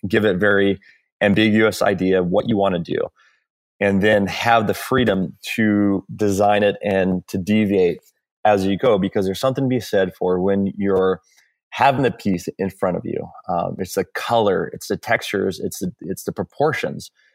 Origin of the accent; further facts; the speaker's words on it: Hawaii, United States; moved away as an adult; also born or lived in California; I grew up in Hawaii, um, and I moved to California, um, when I was eighteen.